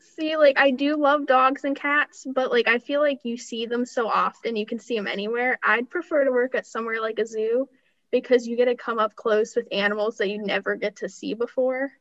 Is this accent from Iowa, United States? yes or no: no; Sharon, Pennsylvania, United States; I grew up here, I, I'm from Sharon